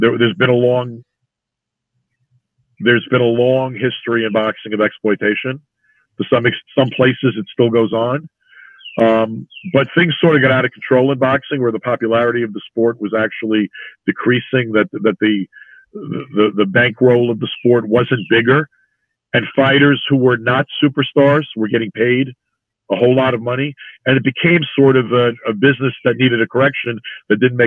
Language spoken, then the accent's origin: English; New York City, New York, United States; he talked about growing up in Brooklyn. And it turns out he and I grew up within a few blocks from one another